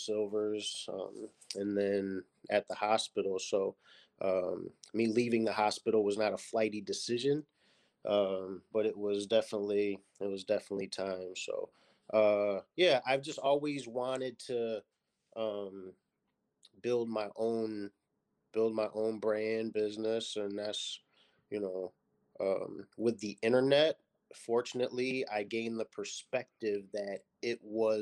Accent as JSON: {"language": "English", "town": "Lockport", "region": "New York", "country": "United States", "tie": "born or raised there", "said": "I grew up in Lockport, New York, which is a small city outside of Buffalo in Niagara Falls, New York"}